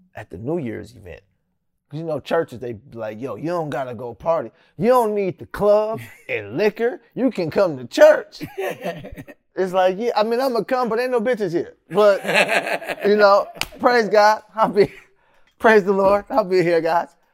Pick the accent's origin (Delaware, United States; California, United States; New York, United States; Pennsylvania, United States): California, United States; Sacramento; also born or lived in San Francisco; I was born in San Francisco and moved out here in Sacramento when I was probably six, some, somewhere around six years old.